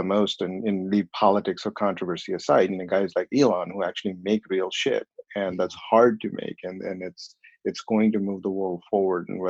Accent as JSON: {"language": "English", "town": "Bhopal", "region": "Madhya Pradesh", "country": "India", "tie": "born or raised there", "moved": "as an adult", "lives_now": "United States", "said": "I was born in a small town, small by Indian standards, and in population 3 or 4 million people. So it's all relative, I suppose, called Bhopal"}